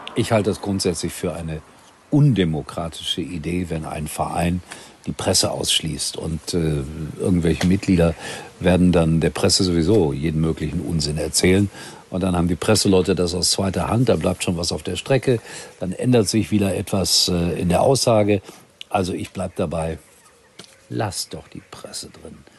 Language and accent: German; Gelsenkirchen, North Rhine-Westphalia, Germany; aus Hessler, meinem ja, zweiten Heimatstadtteil aus Gelsenkirchen, aufgewachsen in Schalke, später, später dann in Hessler